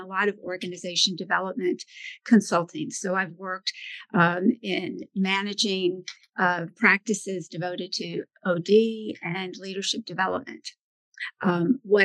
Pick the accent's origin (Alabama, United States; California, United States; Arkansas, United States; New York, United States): Alabama, United States; Birmingham; moved away; also born or lived in Boston; I actually grew up in Birmingham, Alabama. I'm from the South